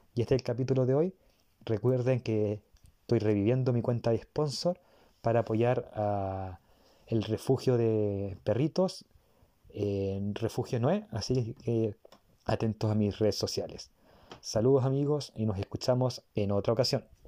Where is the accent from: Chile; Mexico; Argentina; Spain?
Chile; yo soy de Chile